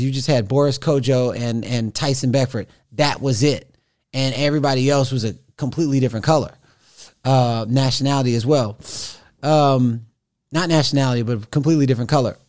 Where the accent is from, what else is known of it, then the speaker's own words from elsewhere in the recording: Missouri City, Texas, United States; moved away; also born or lived in Houston / Los Angeles; I was born in Houston, raised in Missouri City